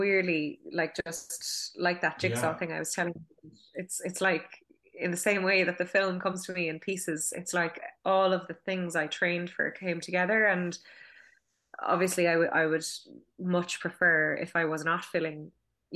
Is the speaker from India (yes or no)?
no; Douglas, Munster, Ireland; I'm from Douglas in Cork